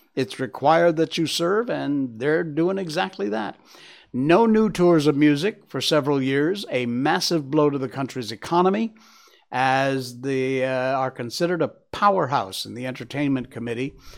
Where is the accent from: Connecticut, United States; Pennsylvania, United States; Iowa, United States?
Connecticut, United States; Cornwall; my hometown in Cornwall, Connecticut.